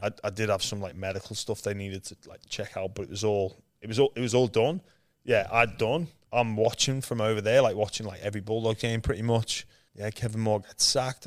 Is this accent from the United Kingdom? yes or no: yes; Liverpool, North West England, United Kingdom; moved away as an adult; now in Australia; I was born in Liverpool, England. where there's no rugby league. I'm one of seven kids